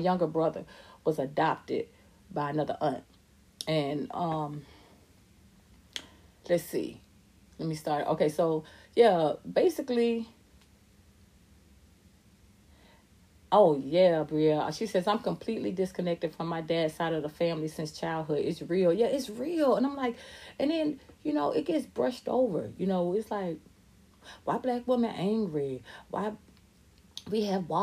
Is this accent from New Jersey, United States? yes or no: no; Atlanta, Georgia, United States; I was raised in Atlanta. I'm from Atlanta, ATL